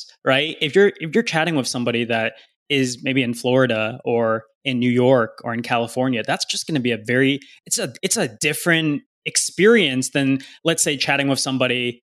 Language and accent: English; Canada; moved away; I was the token Canadian friend that everybody brought to the party